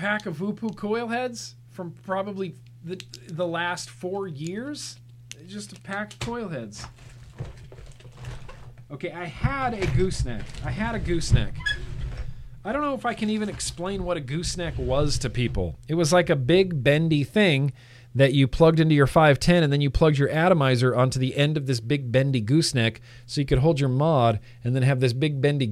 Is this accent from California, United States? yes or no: yes; California, United States; I was born and raised in California